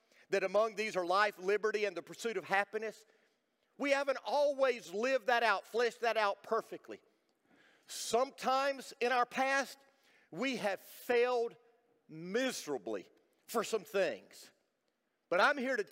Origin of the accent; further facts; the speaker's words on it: United States; I was born in America